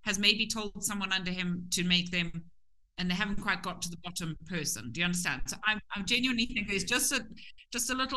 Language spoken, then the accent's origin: English; Zimbabwe